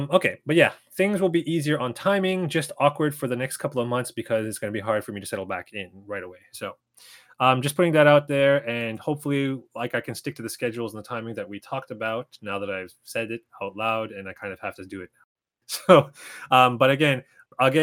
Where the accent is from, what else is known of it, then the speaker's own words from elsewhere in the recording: Toronto, Ontario, Canada; moved away as an adult; now in Japan; in Toronto, in my hometown